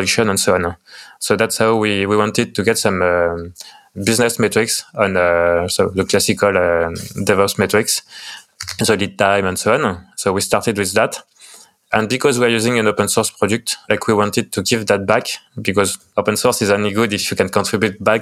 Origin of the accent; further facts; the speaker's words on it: France; accent: French; English is a second language; I'm from France, as you can tell from my lovely French accent.